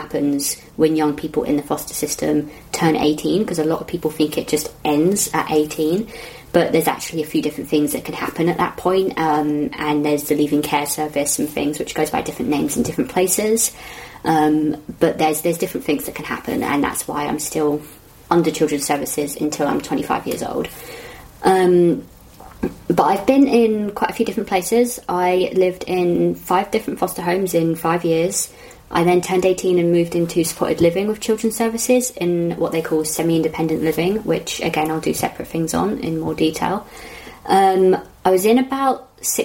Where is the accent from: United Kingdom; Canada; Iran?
United Kingdom; London; I'm from Southwest London